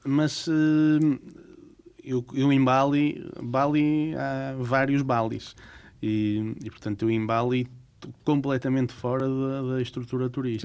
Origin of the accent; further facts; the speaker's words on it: Portugal; Nós, portugueses, não temos muito esse hábito